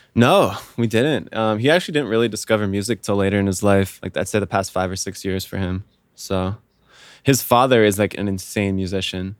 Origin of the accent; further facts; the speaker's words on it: Vienna, Virginia, United States; moved away as an adult; also born or lived in Miami, Florida; I'm from, uh, Northern Virginia